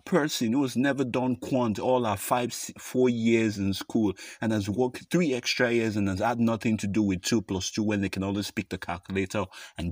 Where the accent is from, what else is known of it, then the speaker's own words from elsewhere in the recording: Nigeria; first language English; If you're like me and you've gone to a Nigerian public university